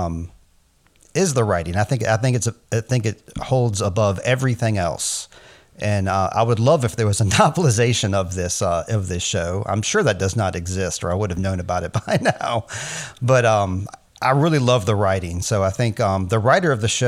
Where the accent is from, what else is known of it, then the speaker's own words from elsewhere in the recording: United States; I'm American